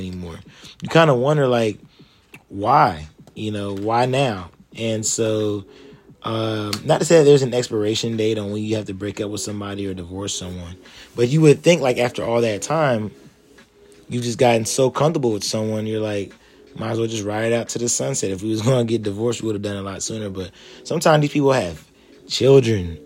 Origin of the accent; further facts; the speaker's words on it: Columbus, Ohio, United States; moved away as an adult; I'm now back in my hometown of Columbus, Ohio, actually in the suburbs right now, Reynoldsburg